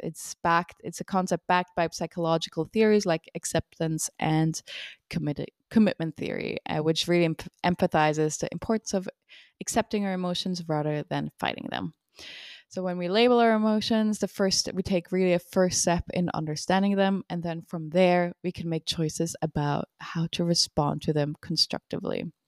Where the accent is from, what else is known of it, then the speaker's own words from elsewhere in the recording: Switzerland; now in United States; I'm from Switzerland, and when I came over to the U S